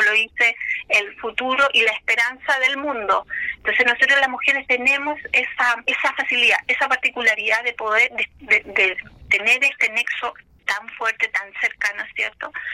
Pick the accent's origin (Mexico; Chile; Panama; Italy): Chile; Malalcahuello National Reserve, Araucanía; llegué a la Reserva Nacional Mar Maralcahuello, de donde soy oriunda